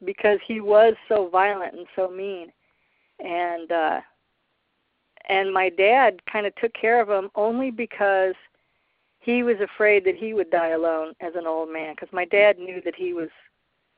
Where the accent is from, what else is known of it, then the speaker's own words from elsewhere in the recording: Midwest, United States; I was raised in the Midwest by a very low-income family of addicts